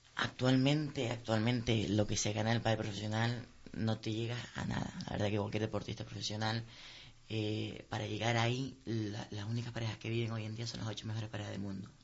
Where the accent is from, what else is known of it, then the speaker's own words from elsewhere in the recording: Canary Islands, Spain; also born or lived in Madrid; tenemos en el Parque Canario actualmente, porque estamos un poco en la periferia y tenemos que viajar mucho para ir a la península